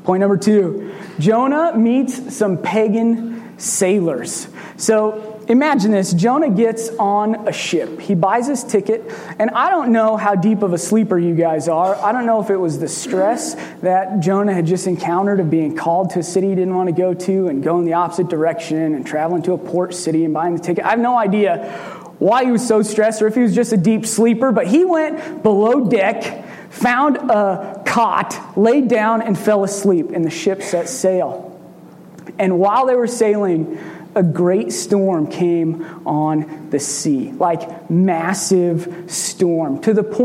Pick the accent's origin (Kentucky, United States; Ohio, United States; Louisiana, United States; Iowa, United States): Iowa, United States; Red Oak; I'm from Red Oak, Iowa